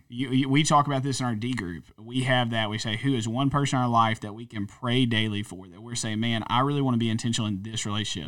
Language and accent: English; North Louisiana, United States; moved away; I guess really North Louisiana, but I spent twelve years in South Louisiana.